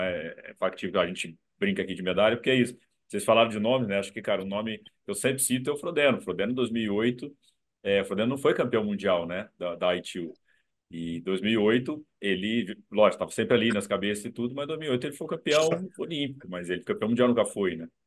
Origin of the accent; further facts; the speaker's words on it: Brazil; eu, eu sou brasileiro, velho. Sou brasileiro